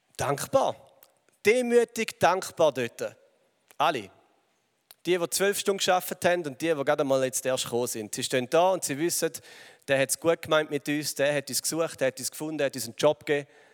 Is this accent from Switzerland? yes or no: yes; Switzerland; also born or lived in England; als Schweizer